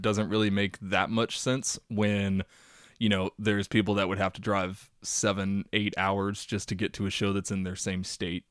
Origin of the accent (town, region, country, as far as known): Texas, United States